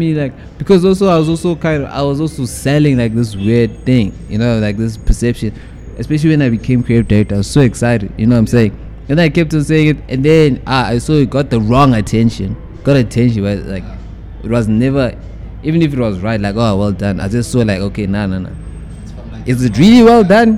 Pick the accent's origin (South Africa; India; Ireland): South Africa; Johannesburg, Gauteng; I'm from Winchester